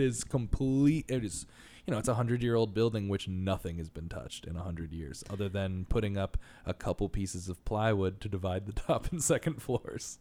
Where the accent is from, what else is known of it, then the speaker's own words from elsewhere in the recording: New York, United States; moved away; as a New Yorker, like, 'cause I'm s, I've been used to living in such small spaces the whole time